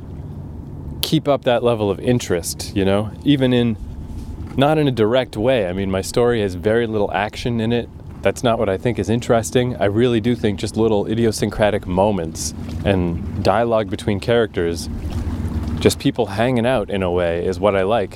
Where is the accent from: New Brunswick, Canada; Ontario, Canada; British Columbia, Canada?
New Brunswick, Canada; Fredericton; moved away; also born or lived in Toronto; my hometown, Fredericton, New Brunswick